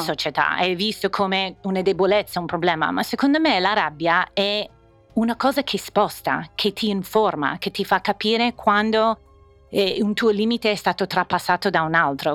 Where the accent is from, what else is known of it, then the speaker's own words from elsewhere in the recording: Indiana, United States; Italian is a second language; moved away as an adult; also born or lived in Bologna, Italy; now in Milan, Italy; venendo da Indiana e degli Stati Uniti